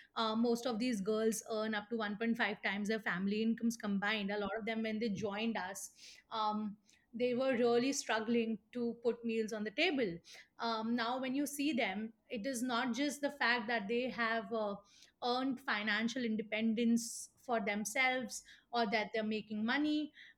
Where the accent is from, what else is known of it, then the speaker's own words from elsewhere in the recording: Mathura, Uttar Pradesh, India; moved away as an adult; also born or lived in Pune; now in Mathura, India; growing up in Mathura, which is quite a conservative society